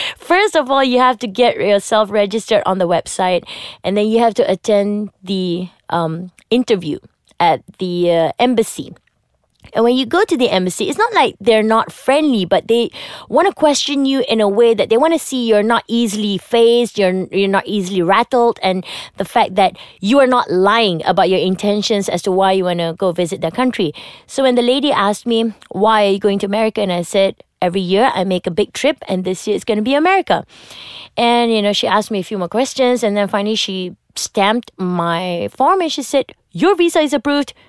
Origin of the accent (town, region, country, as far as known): Malaysia